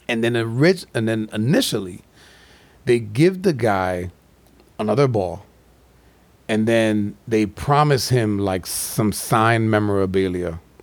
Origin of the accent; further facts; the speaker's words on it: New York City, New York, United States; growing up in, like, New York City